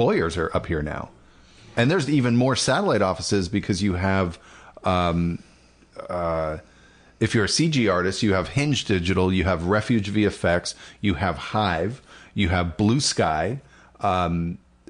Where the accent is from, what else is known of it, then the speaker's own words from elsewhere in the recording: Portland, Oregon, United States; moved away; also born or lived in Los Angeles; I returned here. I'm from Portland. I returned here from Los Angeles in 2006